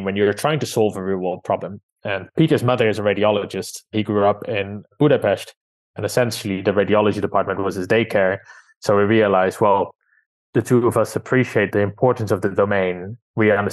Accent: Amsterdam, North Holland, Netherlands; moved away as an adult; now in London, United Kingdom; I was born and raised in Amsterdam

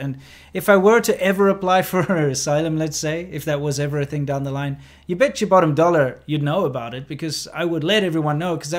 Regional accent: South Africa; moved away; also born or lived in China; South Africa, my home country

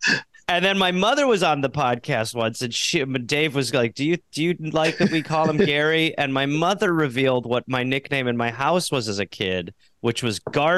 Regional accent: United Kingdom; I'm British.

